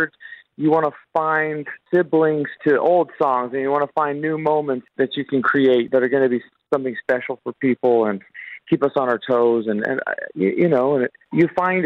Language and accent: English; Las Vegas, Nevada, United States; we come from Las Vegas